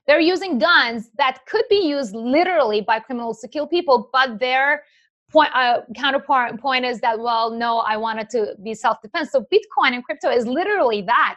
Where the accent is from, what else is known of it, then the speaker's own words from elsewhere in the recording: Iran; moved away; I'm from Iran. My parents are in Iran